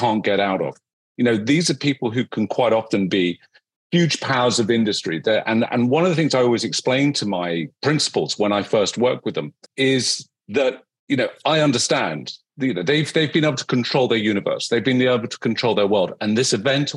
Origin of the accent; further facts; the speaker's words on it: United Kingdom; I am a Brit